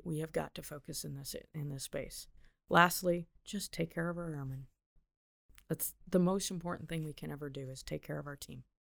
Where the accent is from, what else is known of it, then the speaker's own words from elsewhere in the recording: Big Rock, Illinois, United States; I grew up in Northern Illinois